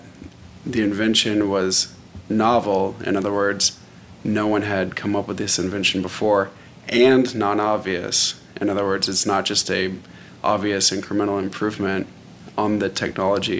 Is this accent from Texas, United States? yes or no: yes; Arlington, Texas, United States; I grew up in Arlington, Texas